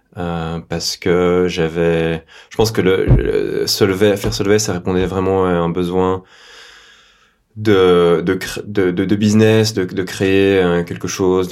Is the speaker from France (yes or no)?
no; Belgium; j'ai 37 ans, je suis belge.